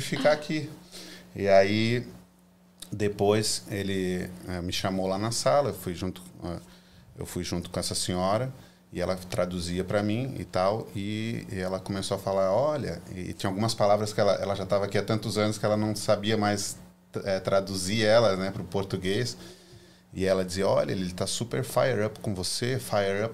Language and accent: Portuguese; Florianópolis, Santa Catarina, Brazil; moved away as an adult; also born or lived in California; now in United States; eu sou manezinho da ilha